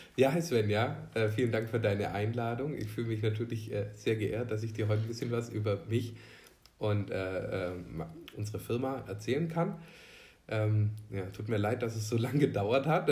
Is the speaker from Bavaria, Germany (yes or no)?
yes; Elchingen, Bavaria, Germany; ich bin in Unterelchingen groß geworden